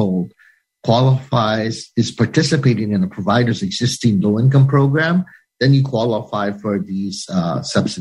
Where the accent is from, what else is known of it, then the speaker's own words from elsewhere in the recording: Hawaii, United States; now in Washington, D.C., United States; aloha from Hawaii, my home state, so far away from Washington, D.C.